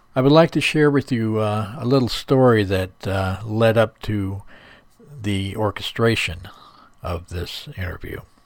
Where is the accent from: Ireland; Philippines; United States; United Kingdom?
Ireland; I'm a druid from Ireland